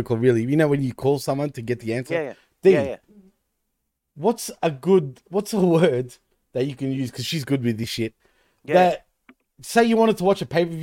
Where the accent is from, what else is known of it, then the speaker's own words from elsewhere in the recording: Australia; here in Australia